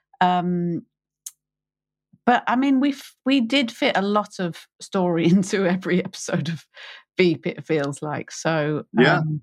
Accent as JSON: {"language": "English", "country": "United Kingdom", "said": "I'm British, I'm middle class"}